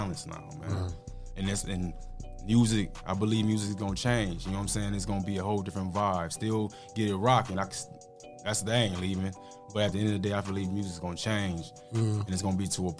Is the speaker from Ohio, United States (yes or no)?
yes; Toledo, Ohio, United States; I'm born and raised in Toledo